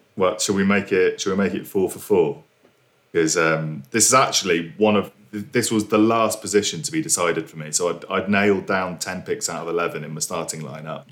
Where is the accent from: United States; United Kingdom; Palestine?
United Kingdom; being a British citizen